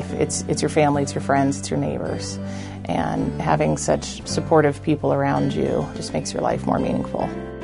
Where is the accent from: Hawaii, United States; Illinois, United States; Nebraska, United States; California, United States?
Nebraska, United States; Hastings; I'm from Hastings, Nebraska. I've been here several generations.